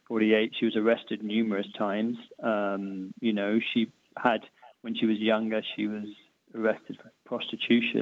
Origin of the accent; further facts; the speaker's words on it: United Kingdom; as a Brit